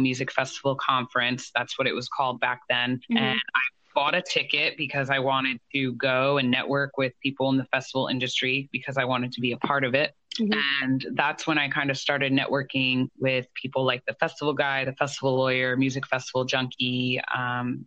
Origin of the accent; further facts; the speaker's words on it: New Jersey, United States; I'm from New Jersey.